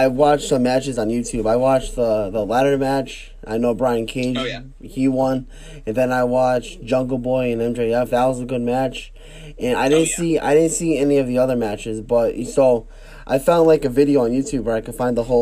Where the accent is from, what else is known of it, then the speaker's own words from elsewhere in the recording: Connecticut, United States; I'm from Connecticut